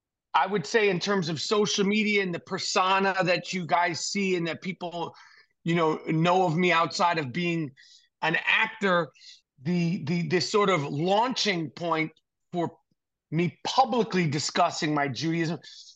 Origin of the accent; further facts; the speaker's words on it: New York City, New York, United States; I grew up in New York City, not in a religious background at all, to be honest with you, but culturally and what I identify and what I identified as all my life is Jewish.